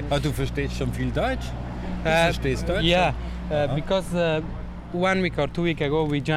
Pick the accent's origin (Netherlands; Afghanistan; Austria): Afghanistan; German is a second language; Ich, ich komme aus Afghanistan, man aus Afghanistan